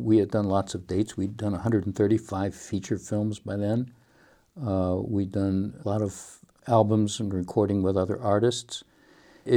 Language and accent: English; Detroit, Michigan, United States; I grew up in Detroit